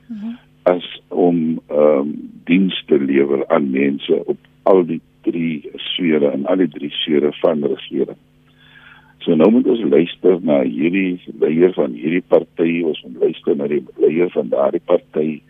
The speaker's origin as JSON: {"language": "Afrikaans", "country": "South Africa"}